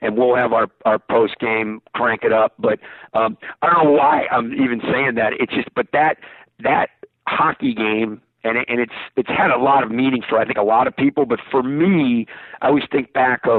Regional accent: United States; as an American

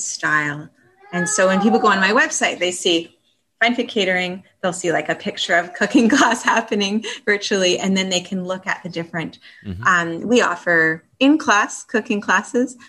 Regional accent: Northern British Columbia, Canada; now in Thunder Bay, Canada; when I grew up in British Columbia in Northern BC and went to cooking school there.

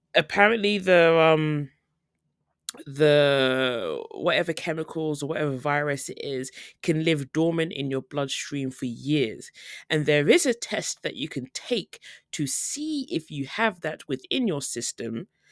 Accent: United Kingdom; moved away as an adult; now in South Korea; as a British person

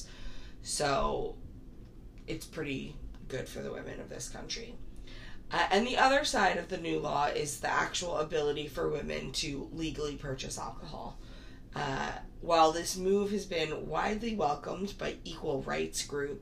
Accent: United States; as an American

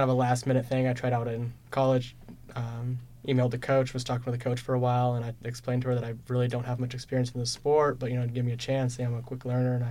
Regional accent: Marshfield, Missouri, United States; moved away as an adult; little bitty town just north of Springfield, Missouri, called Marshfield. It's just a rural town. It's about 4 hours south of here, so close enough that I can go home on the weekends

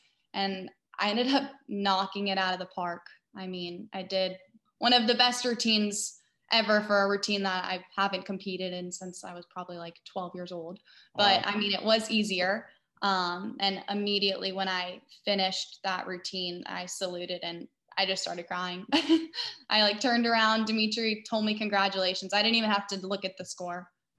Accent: San Diego, California, United States; now in Lafayette, United States; I'm from San Diego, California, and I currently train at Trampoline and Tumbling Express in Lafayette, Louisiana.

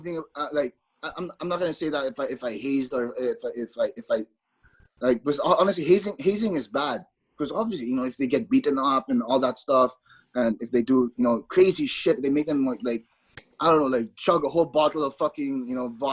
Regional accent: Philippines; now in Arizona, United States; the fact I'm not from Arizona, the fact I'm from the Philippines, I was culture shocked when I moved to Arizona.

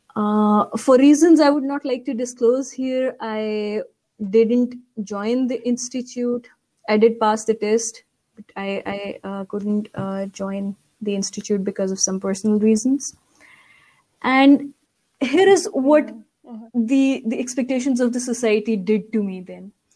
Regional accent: Pakistan; I was born and raised in Pakistan. Whole of my education is from Pakistan

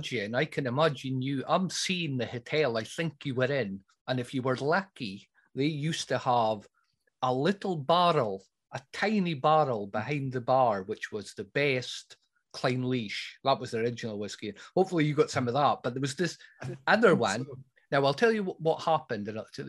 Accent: Brora, Scotland, United Kingdom

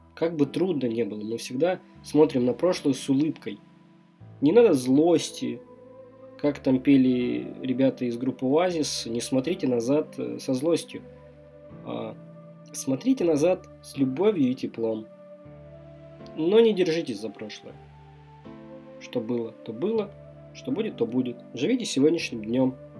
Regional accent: Stavropol, Stavropol Krai, Russia; Я из Ставрополя

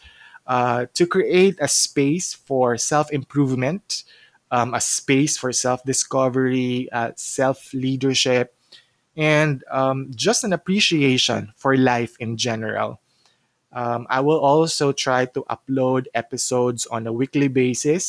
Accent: Cagayan de Oro, Northern Mindanao, Philippines; moved away as an adult; now in Cebu, Philippines; So originally, I'm from Cagayan de Oro, but I got relocated here in Cebu for more than 10 years now.

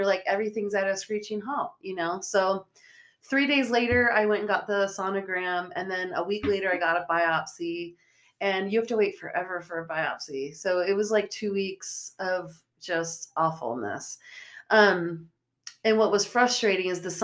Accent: Maryland, United States; moved away as an adult; now in Utah, United States; I'm from Maryland and moved to Utah 2 years ago

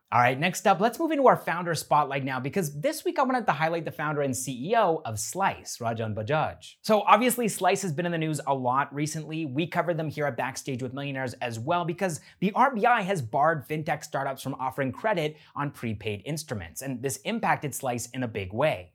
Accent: Canada; I'm a Canadian

